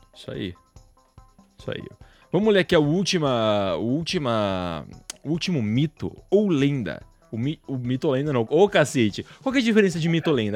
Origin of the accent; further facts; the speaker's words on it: Paraná, Brazil; moved away; Eu nasci aí no Paraná